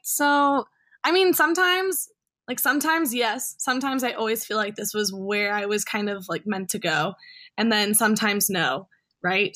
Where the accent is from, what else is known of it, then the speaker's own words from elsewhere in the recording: a suburb of Chicago, Illinois, United States; my hometown, a suburb of Chicago